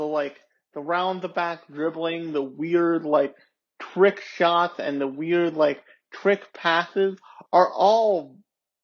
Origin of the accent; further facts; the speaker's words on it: United States; I grew up around in America when Shaq was still a thing